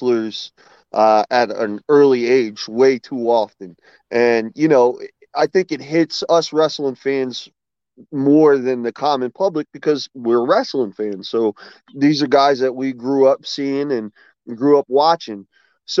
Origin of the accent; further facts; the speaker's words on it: Philadelphia, Pennsylvania, United States; I grew up in Northeast Philadelphia